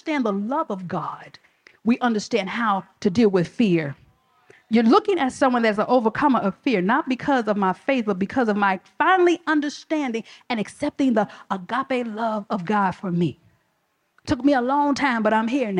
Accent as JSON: {"language": "English", "town": "Chicago", "region": "Illinois", "country": "United States", "said": "I'm from the South Side of Chicago"}